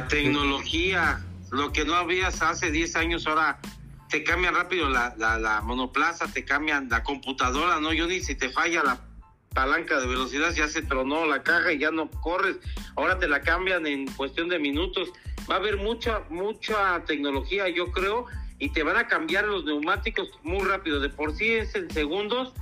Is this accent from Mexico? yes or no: yes; Mexico; nosotros en México